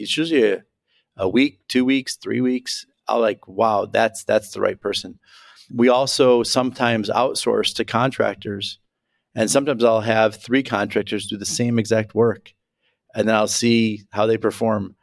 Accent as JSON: {"language": "English", "town": "Chicago", "region": "Illinois", "country": "United States", "said": "I'm a Chicagoan"}